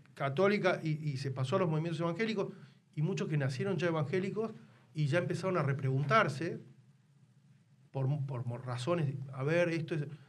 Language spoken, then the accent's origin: Spanish; Tucumán, Argentina; yo me crié en Tucumán